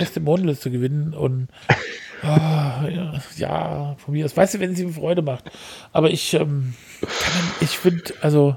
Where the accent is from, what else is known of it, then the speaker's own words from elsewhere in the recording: Hesse, Germany; als Hesse